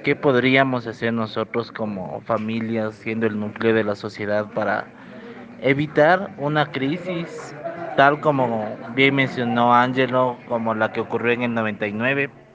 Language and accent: Spanish; Ecuador; nosotros como ecuatorianos